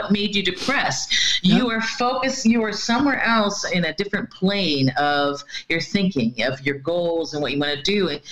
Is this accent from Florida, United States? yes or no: yes; Florida, United States; moved away as an adult; now in Norway; I come from Florida, you know, no matter what time of year it is, we basically have between 10 and 12 hours of sunlight every day, you know, and we get the 3 o'clock, you know, it's, our weather used to be by the time when I was growing up